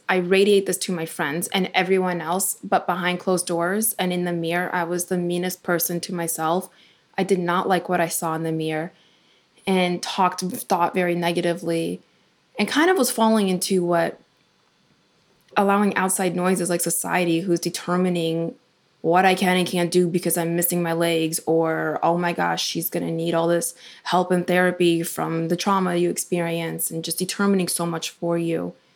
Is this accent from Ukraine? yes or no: yes; Ukraine; now in United States; when I was born in Ukraine